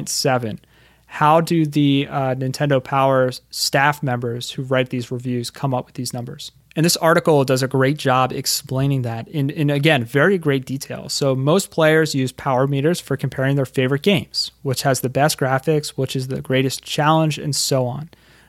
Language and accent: English; Philadelphia, Pennsylvania, United States; I'm from Philadelphia, Pennsylvania, and we go to the Jersey Shore.